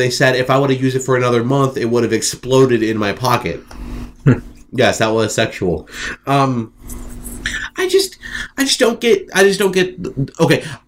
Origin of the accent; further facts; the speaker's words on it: Ohio, United States; I'm from Ohio.